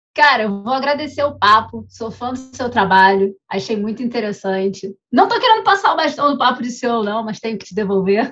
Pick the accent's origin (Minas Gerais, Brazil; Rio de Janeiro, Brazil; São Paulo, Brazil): Rio de Janeiro, Brazil; a gente é carioca